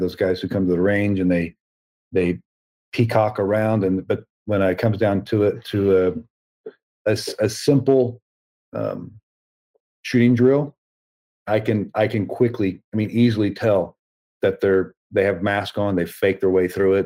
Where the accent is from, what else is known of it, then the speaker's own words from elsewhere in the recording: the South, United States; I was raised in the South um, you know, Southern Baptist